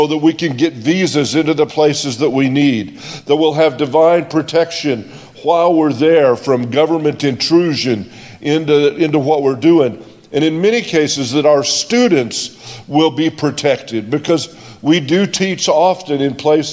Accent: United States; I'm an American. I'm not from South Africa

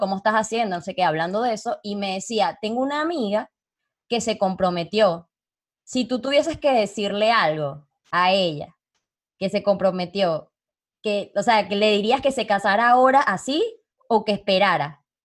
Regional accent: Venezuela; moved away as an adult; also born or lived in Panama; now in Uruguay; yo me fui de Venezuela hace seis, años.

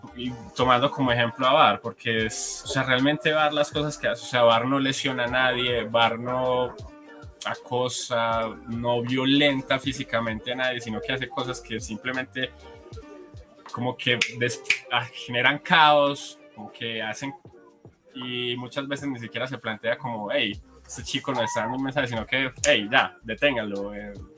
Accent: Colombia; aquí, por ejemplo, en mi país, en Colombia

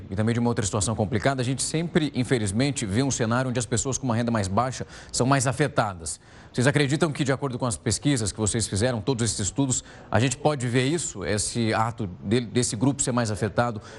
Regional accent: Ribeirão Preto, São Paulo, Brazil; Marcelo, eu sou de uma cidade do interior de São Paulo, que é Ribeirão Preto, onde nós passávamos por vários surtos de dengue.

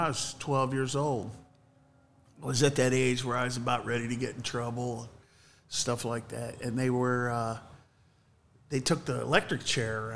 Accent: Mansfield, Ohio, United States; also born or lived in Fredericktown, Ohio; I was born in Mansfield, and we moved to Fredericktown between my eighth grade and freshman year

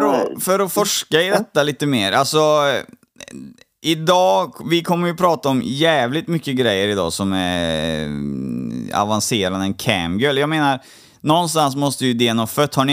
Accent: Poland; jag är ju polack också.

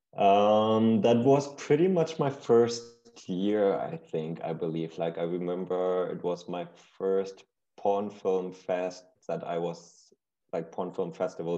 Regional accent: Berlin, Germany; growing up in Berlin, um, I'm born and raised here, still here

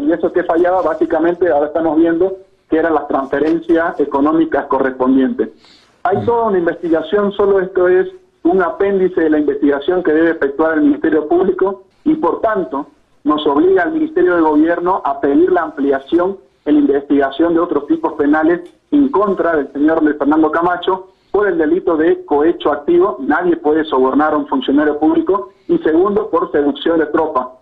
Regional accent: Bolivia; nuestro país y el pueblo boliviano

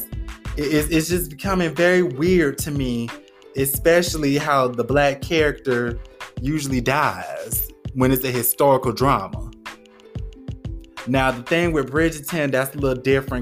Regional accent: United States; as an American black person

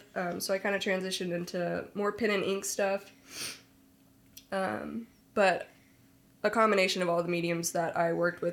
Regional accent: Knoxville, Tennessee, United States; also born or lived in Nashville, Tennessee; I was born and raised in Knoxville, Tennessee

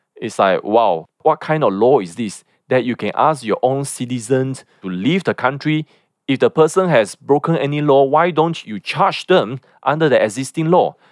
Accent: Malaysia; as Malaysians

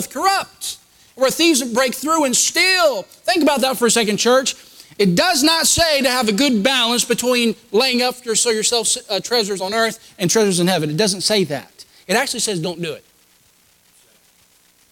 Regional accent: United States; I'm an American

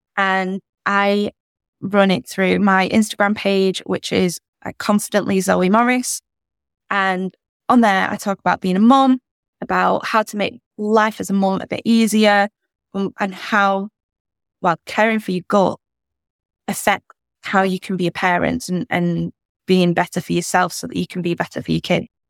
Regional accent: United Kingdom; as a British person

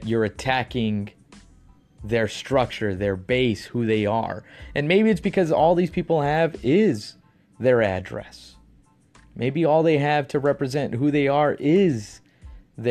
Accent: Texas, United States; now in California, United States; I'm from Texas. I live in California, and I am proud to be a Texan. I'm proud that I grew up in Texas

